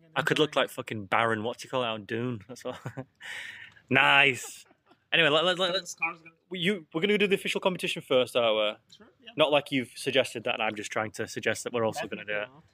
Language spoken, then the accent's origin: English; England, United Kingdom; I'm English